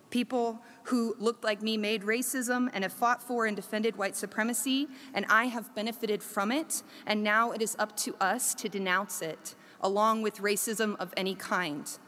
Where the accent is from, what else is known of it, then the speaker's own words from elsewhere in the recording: South Korea; Oh, I grew up in Korea. Oh, so you speak Korean, right? no, I don't speak Korean. I grew up in international school.